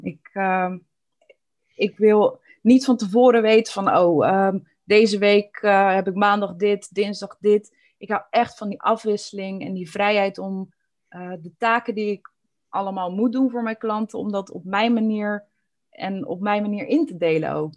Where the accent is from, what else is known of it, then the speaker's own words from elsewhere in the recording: Alphen aan den Rijn, South Holland, Netherlands; ik ben echt geboren en getogen in Al van der Rijn